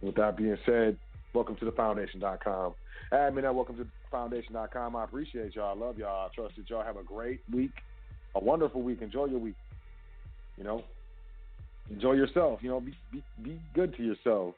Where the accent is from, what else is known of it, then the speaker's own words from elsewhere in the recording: United States; I'm American